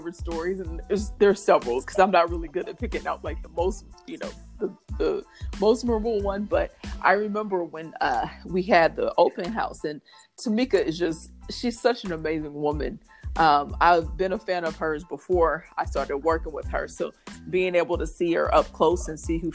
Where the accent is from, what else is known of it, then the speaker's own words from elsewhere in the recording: Indianapolis, Indiana, United States; I am from Indianapolis, Indiana, born and raised